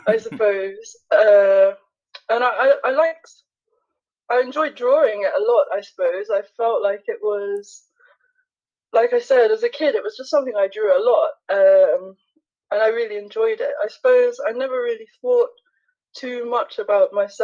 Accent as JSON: {"language": "English", "region": "London", "country": "United Kingdom", "said": "I'm an artist from London"}